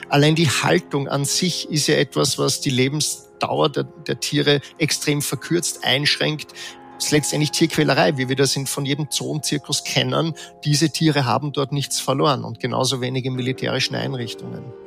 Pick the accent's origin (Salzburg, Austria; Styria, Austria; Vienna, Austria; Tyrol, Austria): Vienna, Austria; ich bin in Wien geboren, Österreicher